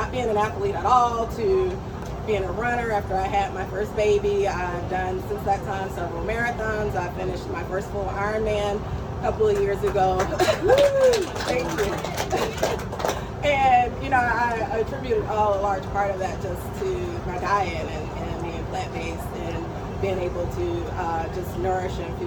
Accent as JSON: {"language": "English", "town": "Atlanta", "region": "Georgia", "country": "United States", "tie": "born or raised there", "said": "I'm originally from Atlanta, Georgia. Grew up with traditional Southern cooking at home"}